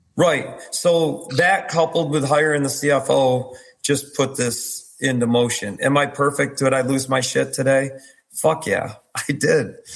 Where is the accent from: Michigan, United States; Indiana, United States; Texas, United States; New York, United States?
New York, United States; I'm from New York too.